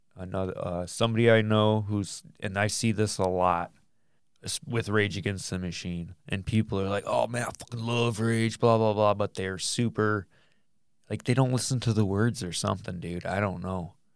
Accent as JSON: {"language": "English", "region": "Michigan", "country": "United States", "said": "we're from Michigan"}